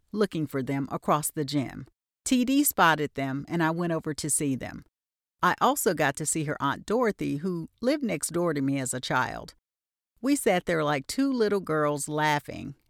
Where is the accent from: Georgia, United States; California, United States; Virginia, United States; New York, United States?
Georgia, United States; Albany; My hometown is Albany, Georgia